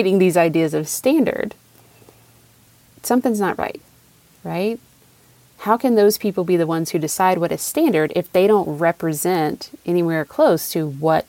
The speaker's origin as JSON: {"language": "English", "town": "Raleigh", "region": "North Carolina", "country": "United States", "tie": "born or raised there", "accent": "Southern", "said": "I was born in Raleigh, North Carolina, and I grew up there."}